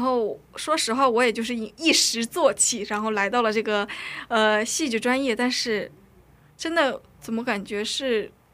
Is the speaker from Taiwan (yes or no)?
no; China; also born or lived in North Korea; now in South Korea; 我虽然是北韩出生，但是我中，我在中国生活了非常多时间，所以对韩语不是特别地熟练